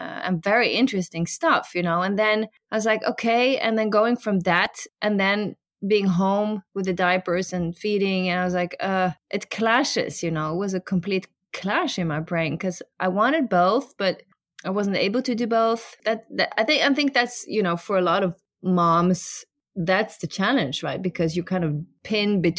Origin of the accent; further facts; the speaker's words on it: Norway; we grew up in Norway